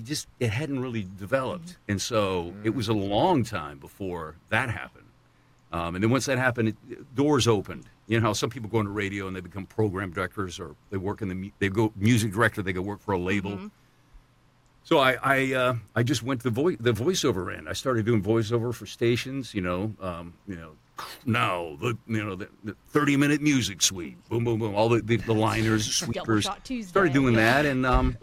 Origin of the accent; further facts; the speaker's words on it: the Carolinas, United States; I grew up in the Carolinas, so I kind of grew up a Tar Heel fan. I mean, that's kind of my neck of the woods.